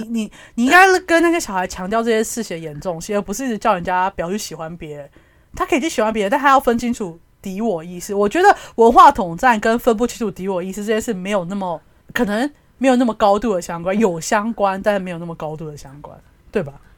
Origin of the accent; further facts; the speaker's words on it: Taiwan; 你身为台湾人